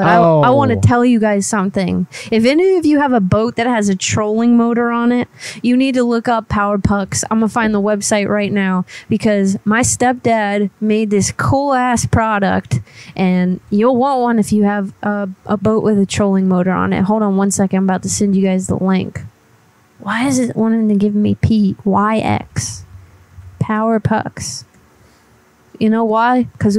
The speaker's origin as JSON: {"language": "English", "region": "Florida", "country": "United States", "tie": "born or raised there", "said": "I was originally born and raised in Florida, but I done moved."}